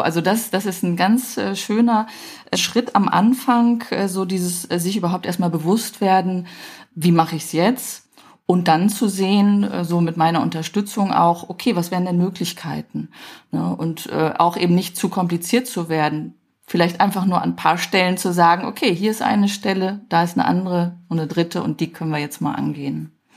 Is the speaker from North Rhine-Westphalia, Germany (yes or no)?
yes; Düsseldorf, North Rhine-Westphalia, Germany; Ich bin ja Düsseldorferin